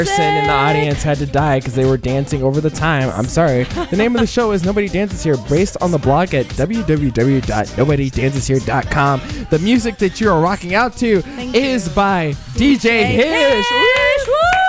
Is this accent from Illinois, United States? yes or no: no; Nashville, Tennessee, United States; now in Chicago, United States; I'm from Nashville, which is like the home of country music